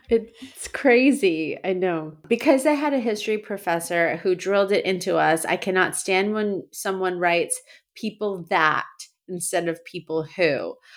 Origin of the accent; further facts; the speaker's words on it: Massachusetts, United States; moved away; As a born and raised, uh, Massachusettsman